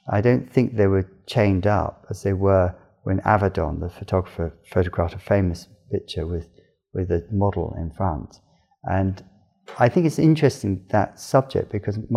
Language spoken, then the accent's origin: English; Cornwall, South West England, United Kingdom; also born or lived in London; I, I was uh, born in London, but spent my time um, growing up in Cornwall, the southwest of England, and, and very much by the coast